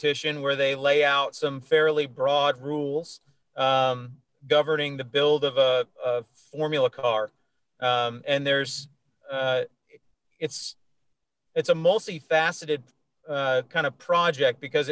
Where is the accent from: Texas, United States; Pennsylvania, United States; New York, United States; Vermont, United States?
Vermont, United States; moved away; I'm from Vermont.